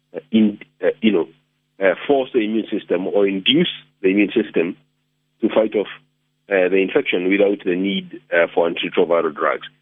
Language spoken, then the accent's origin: English; Kenya; moved away as an adult; also born or lived in United States; now in South Africa; I come from Kenya originally. That's where I was born.